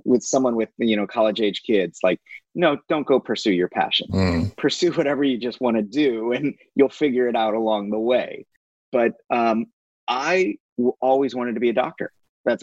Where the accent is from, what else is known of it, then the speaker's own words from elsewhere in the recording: St. Louis, Missouri, United States; moved away as an adult; now in Singapore; growing up in St. Louis, Missouri